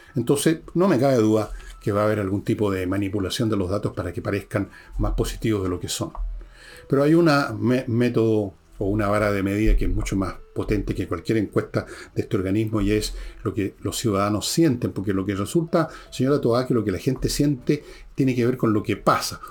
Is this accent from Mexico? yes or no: no; Chile